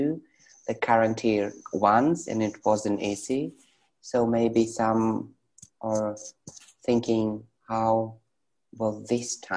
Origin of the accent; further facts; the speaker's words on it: Thessaloniki, Central Macedonia, Greece; moved away as an adult; also born or lived in Sweden; now in Athens, Greece; I come from Thessaloniki, and it's our common city, so we know each other from our neighborhood